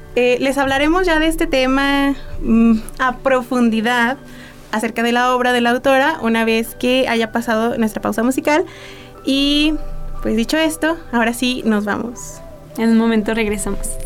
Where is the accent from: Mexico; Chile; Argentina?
Mexico; todos como mexicanos